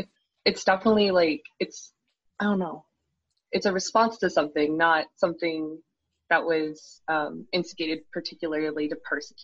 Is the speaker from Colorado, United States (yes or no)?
yes; Centennial, Colorado, United States; I'm a PhD student at the University of Colorado at Boulder. And I'm from Centennial, Colorado